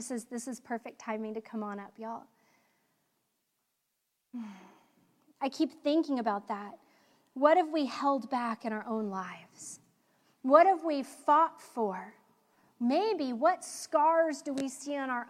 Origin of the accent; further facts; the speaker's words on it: United States; as American women